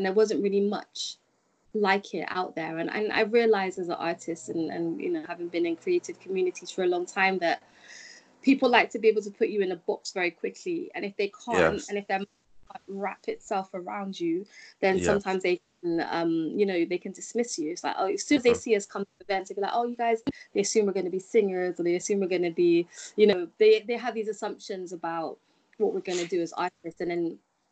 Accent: United Kingdom; as a British person

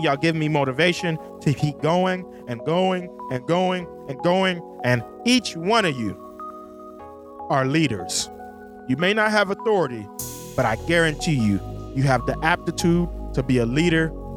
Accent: United States; my home country, the United States

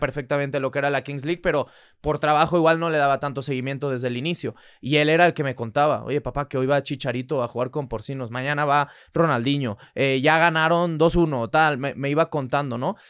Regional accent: Barcelona, Catalonia, Spain; moved away as an adult; Yo soy nacido allá, soy nacido en Barcelona

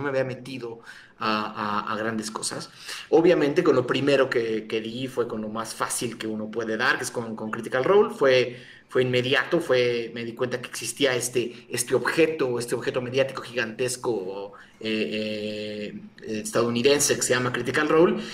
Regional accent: Mexico

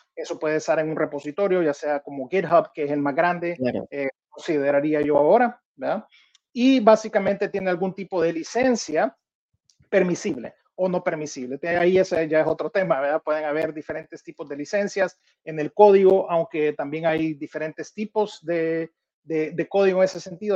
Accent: El Salvador; moved away; also born or lived in Minneapolis, United States; yo siendo salvadoreño, la realidad siempre quería poder regresar a mi país

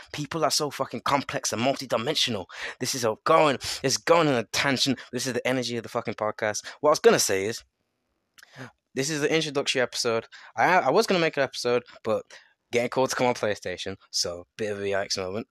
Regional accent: England, United Kingdom; I'm from England

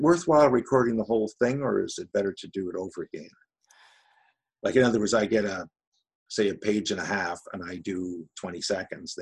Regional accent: Canada; accent: Ottawa Valley (Outaouais) French; My French parle avec un accent la vallée de l'Outaouais.

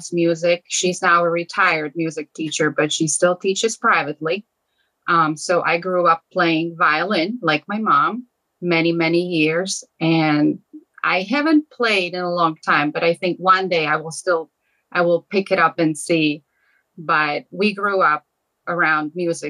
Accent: Slovakia; moved away as an adult; now in Hagerstown, United States; Slovakia, that's my home country. That's where I grew up

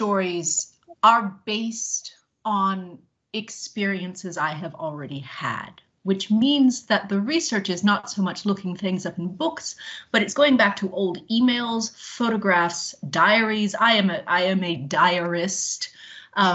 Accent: Canton, Illinois, United States; moved away as an adult; also born or lived in Seattle / Washington, D.C. / Los Angeles / Cedar Rapids, Iowa; now in Quincy, United States; I'm in Quincy, Illinois, and I grew up in Canton, Illinois, across the river.

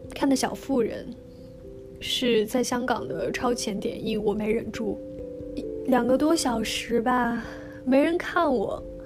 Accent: China; now in Hong Kong; 我们大陆人

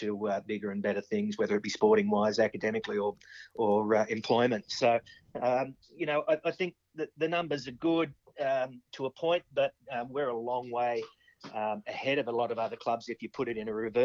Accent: Cowra, New South Wales, Australia; when we were growing up in Cowra, it was cricket in the summer, footy in the winter

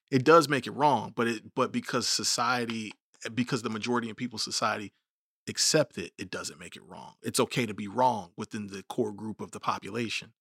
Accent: United States; we're all American

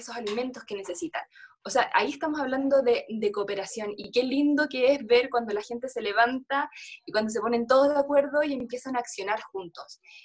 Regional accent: Chile; en mi país, por ejemplo, en Chile

